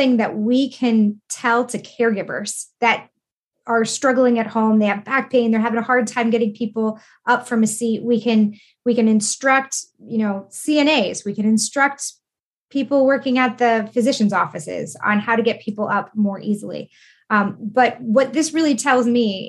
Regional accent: New York, United States; I'm from New York

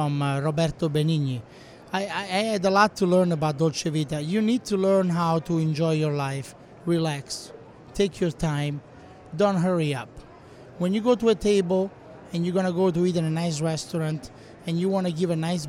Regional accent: Rome, Lazio, Italy; moved away as an adult; also born or lived in Gaeta, Italy; now in United States; In Italy, I'm from Rome, born and raised. Then I moved to Gaeta, south of Rome

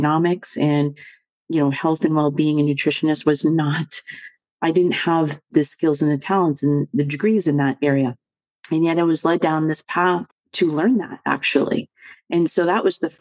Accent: Boston, Massachusetts, United States; I was born and raised in the Boston area

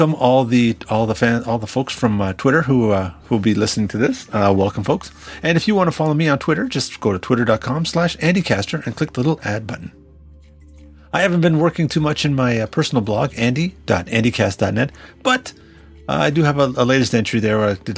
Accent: Canada; now in United States; I am a Canadian living and working in the U.S.

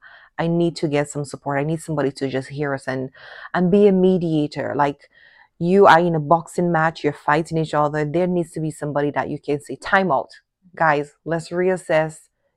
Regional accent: Dominican Republic; I'm coming from Dominican culture with a different mindset and definitely a different expectation as well

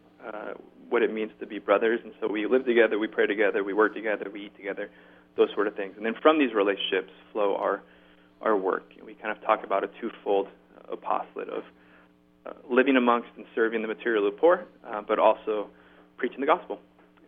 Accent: Orange County, California, United States; moved away as an adult; now in Harlem, New York, United States; I'm originally from Southern California, so I'm originally in Orange County, California, kid

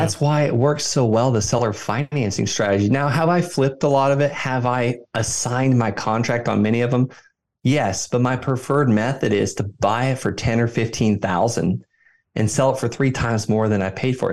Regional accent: Florida, United States; moved away; also born or lived in Fort Carson, Colorado; I invest right where I grew up in Florida

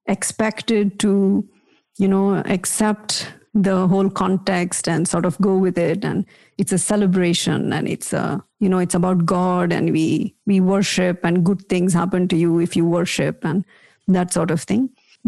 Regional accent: India; I was never fully convinced as a kid, as many of us are, you know, growing up in India, because I also had this very rational, questioning mind.

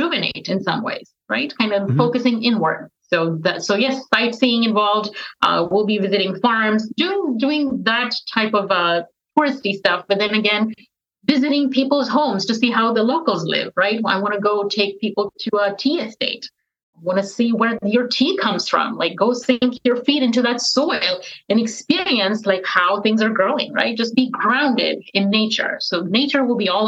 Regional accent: Texas, United States; I'm from Texas

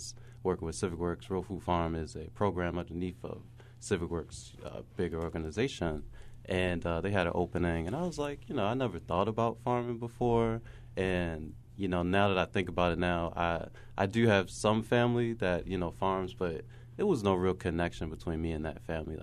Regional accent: Baltimore, Maryland, United States; growing up in Baltimore

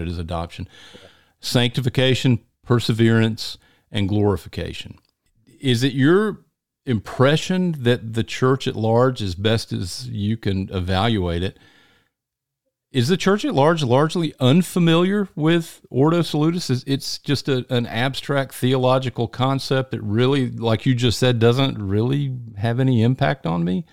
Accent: Deep South, United States; in the deep south, where almost everybody you run into is a Christian

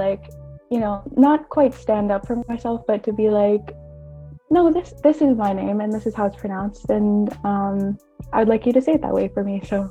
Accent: British Columbia, Canada; moved away as an adult; now in Kingston, Canada; in Dakota, which is the native language back home. I'm from BC, and I'm an Indigenous student here at Queen's

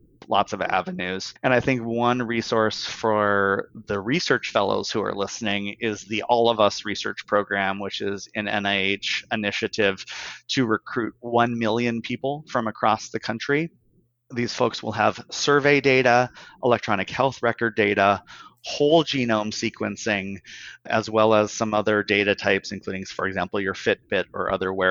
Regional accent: Bismarck, North Dakota, United States; now in San Francisco, United States; I'm from Bismarck, North Dakota originally. I live in San Francisco now

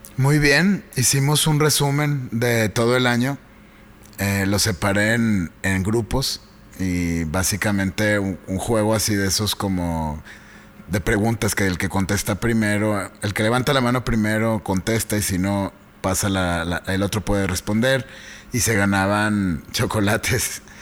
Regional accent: Mexico; como mexicanos

